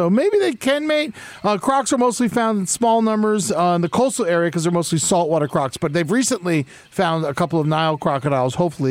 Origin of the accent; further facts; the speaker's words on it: Florida, United States; I come from Florida.